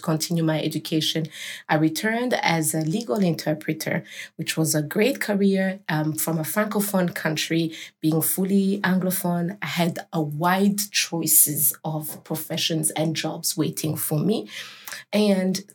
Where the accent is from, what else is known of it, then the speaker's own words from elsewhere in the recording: Burundi; I'm from Burundi